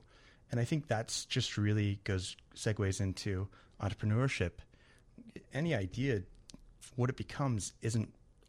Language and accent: English; Kansas City, United States; I'm from Kansas City, and it's, you know.